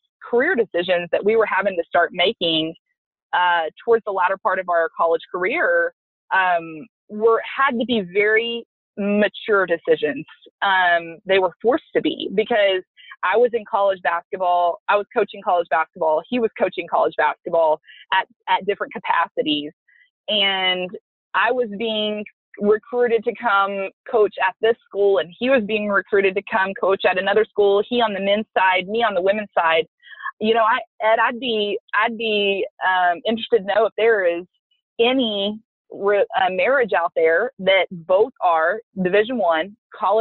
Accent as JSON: {"language": "English", "town": "Lubbock", "region": "Texas", "country": "United States", "moved": "as an adult", "lives_now": "College Station, United States", "said": "I'm from the Lubbock area."}